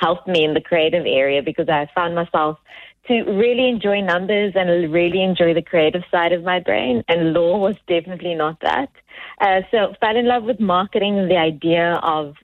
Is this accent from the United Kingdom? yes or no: no; Cape Town, Western Cape, South Africa; also born or lived in Stellenbosch; As a young colored female growing up in the Cape Flats, yep, in South Africa